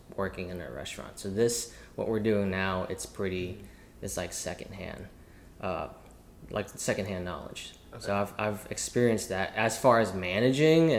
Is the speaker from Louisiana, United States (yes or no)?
yes; New Orleans, Louisiana, United States; also born or lived in Mississippi / Alabama / Georgia; now in Dallas, United States; I was born in New Orleans, Louisiana